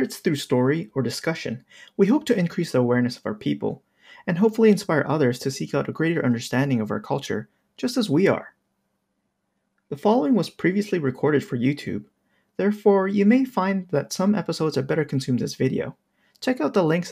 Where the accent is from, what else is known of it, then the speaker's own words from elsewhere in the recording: Canada; I'm from Canada